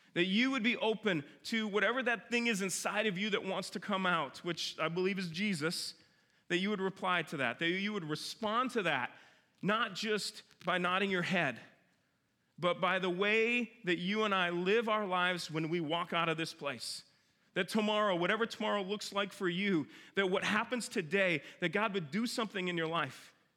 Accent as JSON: {"language": "English", "region": "Minnesota", "country": "United States", "tie": "born or raised there", "moved": "yes", "said": "I grew up in Minnesota"}